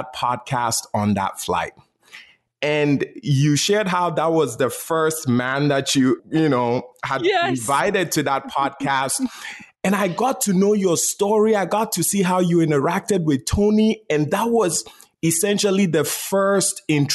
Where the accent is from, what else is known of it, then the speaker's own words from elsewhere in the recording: Ghana; I was born and raised in Ghana, West Africa.